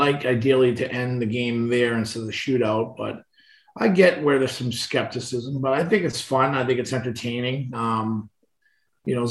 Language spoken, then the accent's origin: English; Boston, Massachusetts, United States; also born or lived in Medford, Massachusetts; we moved from East Boston out to Medford